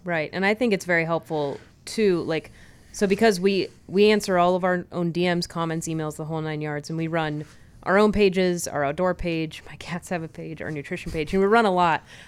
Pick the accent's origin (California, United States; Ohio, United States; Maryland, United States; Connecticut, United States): California, United States; we grew up in California